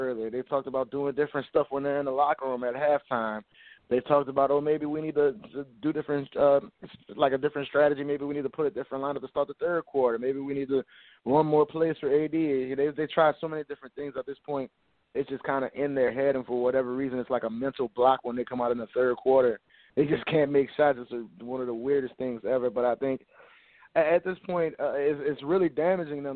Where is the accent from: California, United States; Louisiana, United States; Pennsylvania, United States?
Louisiana, United States; New Orleans; I'm born and raised in New Orleans